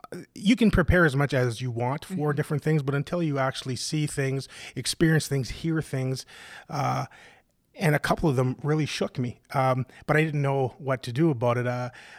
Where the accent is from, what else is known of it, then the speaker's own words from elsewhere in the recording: Ontario, Canada; I grew up in Northern Ontario with a loving family.